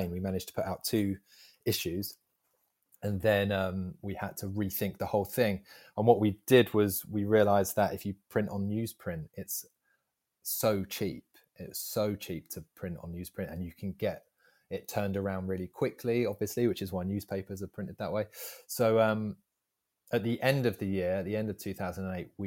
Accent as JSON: {"language": "English", "town": "Southend", "region": "East of England", "country": "United Kingdom", "said": "i'm from Southend and … are from Southend."}